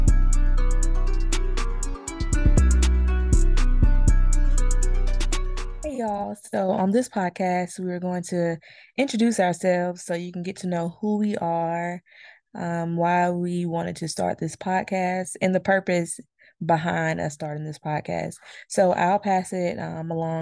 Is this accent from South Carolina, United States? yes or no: yes; Clinton, South Carolina, United States; moved away as an adult; also born or lived in Laurens, South Carolina; now in Charlotte, United States; I'm from South Carolina as well. I was born in Lawrence